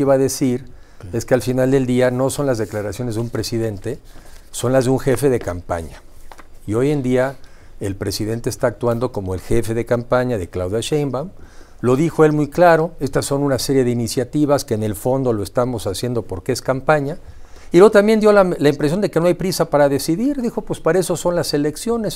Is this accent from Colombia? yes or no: no; Mexico; como mexicanos